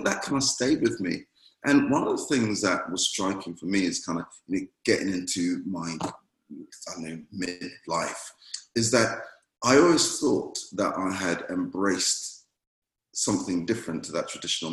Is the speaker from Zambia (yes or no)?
no; Jamaica; moved away; I was playing with some friends at church while I grew up in Jamaica